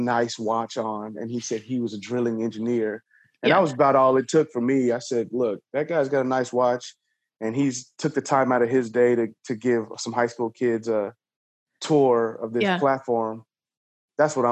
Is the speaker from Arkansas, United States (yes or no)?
no; Houston, Texas, United States; also born or lived in Oklahoma; I grew up in Houston